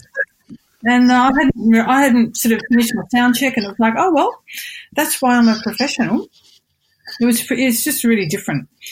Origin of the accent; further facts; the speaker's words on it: Australia; moved away as an adult; now in Japan; I'm not, I'm Australian.